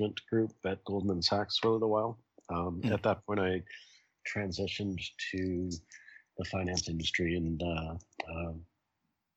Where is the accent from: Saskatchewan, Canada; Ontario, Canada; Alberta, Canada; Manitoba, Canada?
Ontario, Canada; Toronto; now in New York City, United States; I grew up in Toronto